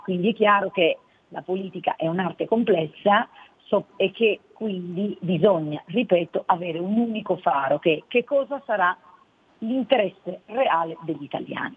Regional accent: Cuneo, Piedmont, Italy; now in Milan, Italy; nella città dove sono nata, a Cuneo

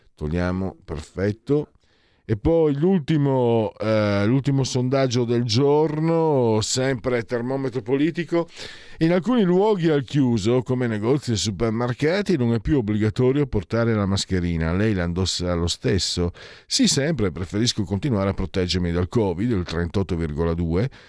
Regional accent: Triveneto, Italy; io sono mezzo veneto, mezzo friulano

